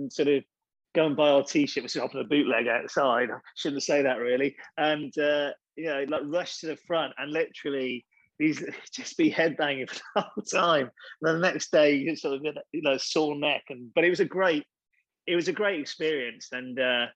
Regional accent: Chepstow, Wales, United Kingdom; I grew up just outside Chepstow, which is a pretty small place

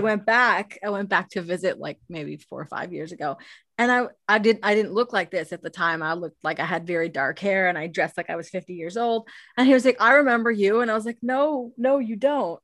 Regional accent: Canada; I'm Canadian

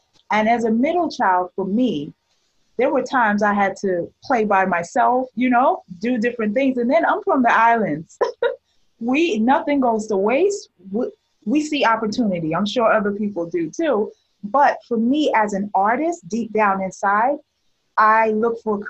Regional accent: New York City, New York, United States; moved away as an adult; also born or lived in Barbados / Nashville, Tennessee; I was born in Barbados and grew up in Brooklyn, New York

